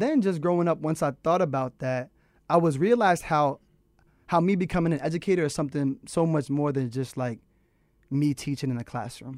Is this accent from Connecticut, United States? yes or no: yes; Manchester, Connecticut, United States; I'm from Manchester, Connecticut